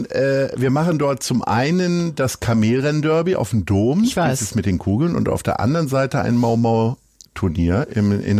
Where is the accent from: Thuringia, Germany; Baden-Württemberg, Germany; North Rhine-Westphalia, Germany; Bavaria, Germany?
North Rhine-Westphalia, Germany; Wuppertal; now in Hamburg, Germany; bin ja Wuppertalerin.